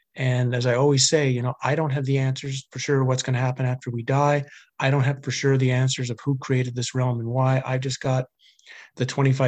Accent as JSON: {"language": "English", "country": "Canada", "tie": "born or raised there", "said": "I grew up in Canada. I was a fairly normal hockey playing guy who drank too much and stayed out late too much, and was a typical Canadian, I guess, in the 80s and early 90s."}